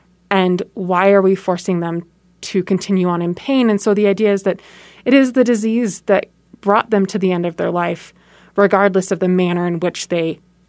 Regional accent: San Francisco, California, United States; So I was born in Southern California and grew up in San Francisco. I lived in San Francisco from 1990 to 1999, where my dad served a church in downtown San Francisco.

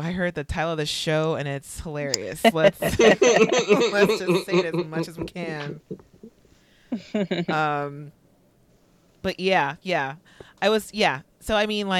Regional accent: Los Angeles, California, United States; I'm from Los Angeles

